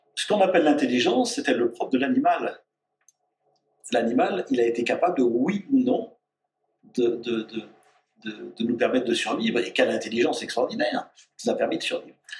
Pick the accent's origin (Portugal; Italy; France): France; Auvergne-Rhône-Alpes; je suis auvergnat